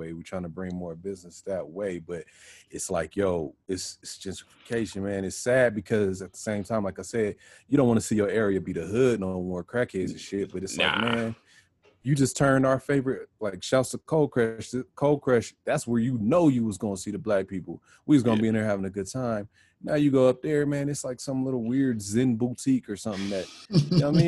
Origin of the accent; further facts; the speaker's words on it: Denver, Colorado, United States; I'm definitely from Montbello